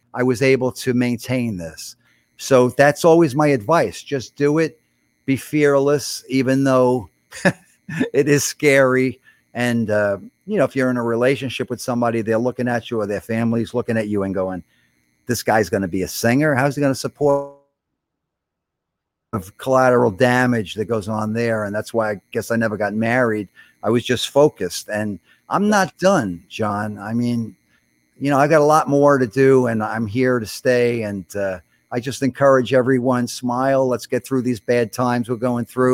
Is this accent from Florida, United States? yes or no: no; New York City, New York, United States; I went to a good high school, Brooklyn Technical High School, for a while